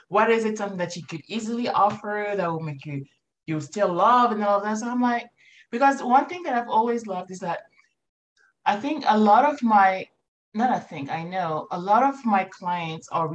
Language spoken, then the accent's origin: English; Morocco; moved away; Morocco is home for me. I was born and raised in Morocco.